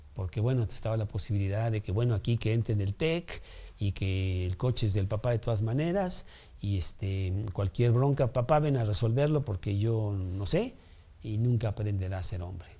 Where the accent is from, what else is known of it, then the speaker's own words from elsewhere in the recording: Mexico; aquí en México